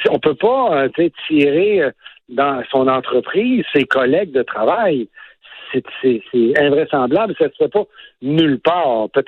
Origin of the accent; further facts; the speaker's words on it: Quebec, Canada; je suis privilégié de Québécois